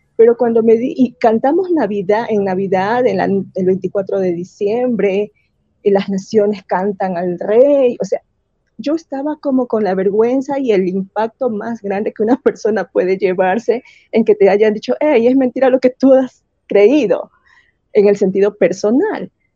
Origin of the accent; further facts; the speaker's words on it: Guayaquil, Guayas, Ecuador; first language Spanish; moved away as an adult; also born or lived in Middle East; en mi ciudad, yo soy de Guayaquil